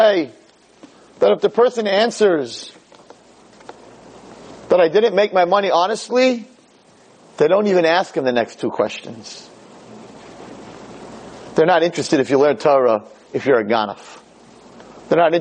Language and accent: English; United States; We're Americans. We have American passports